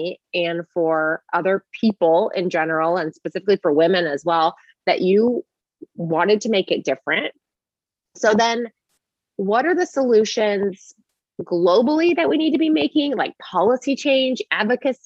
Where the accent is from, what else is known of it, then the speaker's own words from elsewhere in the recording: Bay Area, California, United States; But I grew up in the Bay Area and around Google, I mean, like down the street from Google